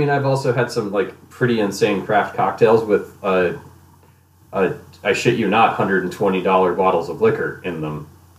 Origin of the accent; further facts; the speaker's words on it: United States; Hey, we are American.